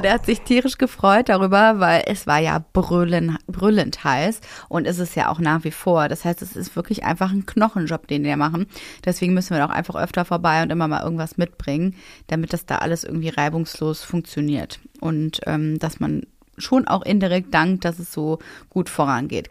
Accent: Essen, North Rhine-Westphalia, Germany; also born or lived in Cologne; now in Berlin, Germany; in meine alte Heimat. Ich komme ja aus Essen ursprünglich

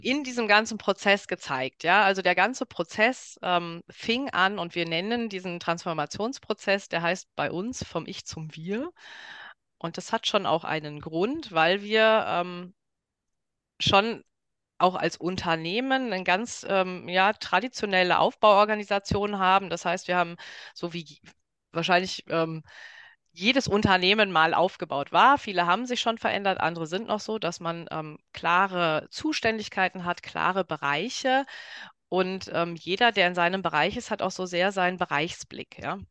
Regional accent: Ruhr area, North Rhine-Westphalia, Germany; moved away; also born or lived in Dortmund; ich komme aus dem Ruhrpott

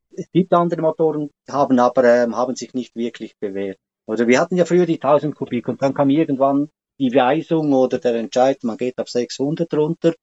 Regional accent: Switzerland; bei uns in der Schweiz

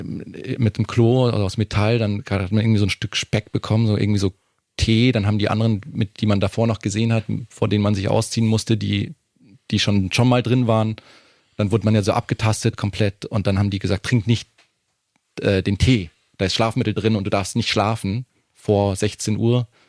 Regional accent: Munich, Bavaria, Germany; now in Berlin, Germany; als Münchner

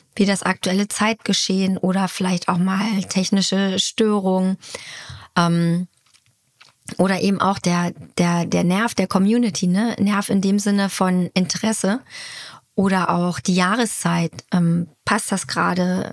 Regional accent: Hanover, Lower Saxony, Germany; moved away; also born or lived in Munich; haben ein kleines Häuschen bezogen in der alten Heimat. Das heißt, äh, wir sind von, von, von München nach Hannover gezogen

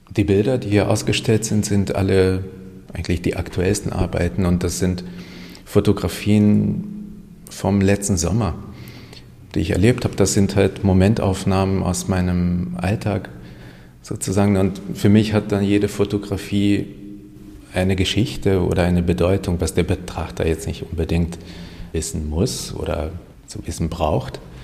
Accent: Hungary; first language Hungarian; German is a second language; now in Germany; Ungarisch ist meine Muttersprache

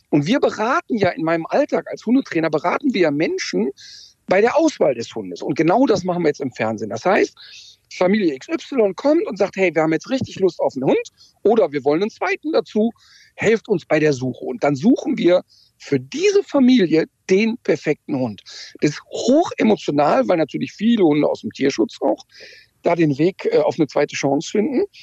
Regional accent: North Rhine-Westphalia, Germany; komme aus dem Ruhrpott, der Ruhrpottler ist anders als der Berliner.

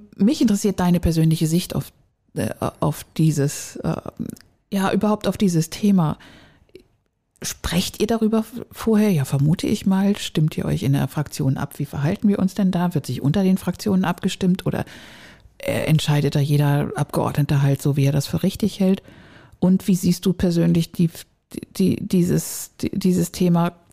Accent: Schleswig-Holstein, Germany; moved away; meine alte Heimat

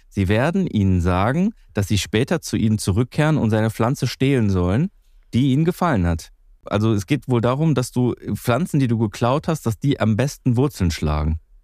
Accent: Greece; bei uns in Griechenland

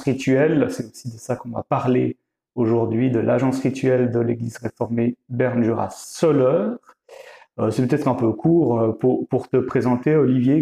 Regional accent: Vaud, Switzerland; je viens plutôt du canton de Vaud

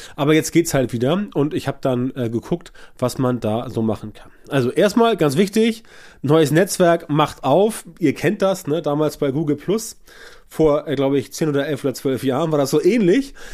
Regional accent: Hamburg, Germany; bei uns in Hamburg hier

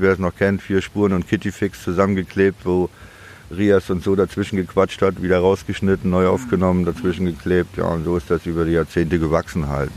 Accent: Demmin, Mecklenburg-Vorpommern, Germany; also born or lived in Chemnitz / Düsseldorf; now in Berlin, Germany; geboren in Demmin und aufgewachsen und habe aber 77 äh, MacPom verlassen und bin nach Chemnitz gezogen

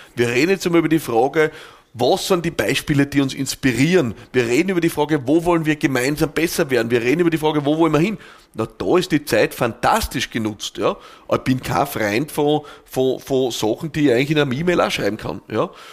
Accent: Austria; bei uns in Österreich

